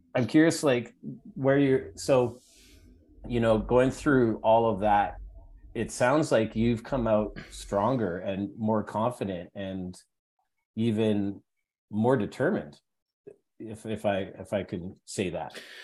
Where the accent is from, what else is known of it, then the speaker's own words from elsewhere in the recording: Edmonton, Alberta, Canada; moved away as an adult; now in Toronto, Canada; growing up in Alberta is a interesting place to grow up